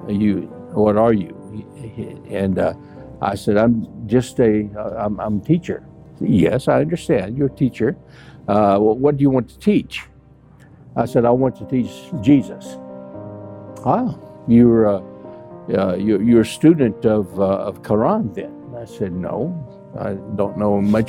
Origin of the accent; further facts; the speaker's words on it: United States; I'm American.